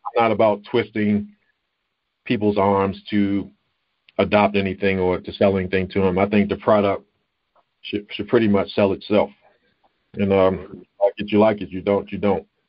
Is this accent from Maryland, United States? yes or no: yes; Baltimore, Maryland, United States; I grew up in Baltimore, Baltimore, Maryland